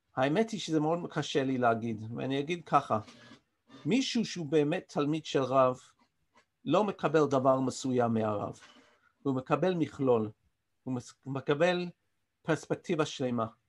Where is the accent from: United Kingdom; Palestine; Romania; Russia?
United Kingdom; London; accent: English; first language English; Hebrew is a second language; moved away as an adult; now in Israel; נולדתי באנגליה וגדלתי שם